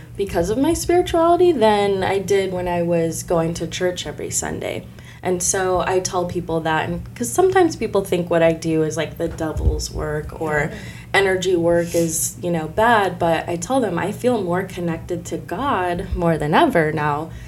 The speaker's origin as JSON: {"language": "English", "town": "Decatur", "region": "Illinois", "country": "United States", "tie": "born or raised there", "said": "I was born here in Decatur, Illinois, born and raised"}